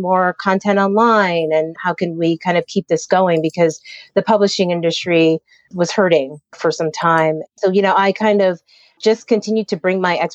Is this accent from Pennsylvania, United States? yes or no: yes; Harrisburg, Pennsylvania, United States; I grew up in Pennsylvania, in central Pennsylvania, in the capital called Harrisburg